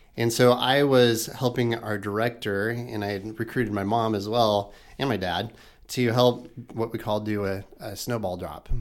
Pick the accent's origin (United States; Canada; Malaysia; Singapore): United States; Knoxville, Iowa; I grew up in Knoxville, lived in, in Knoxville, never left Knoxville